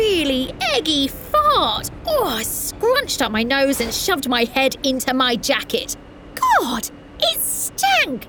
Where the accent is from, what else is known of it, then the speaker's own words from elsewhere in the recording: United Kingdom; now in United States; I am British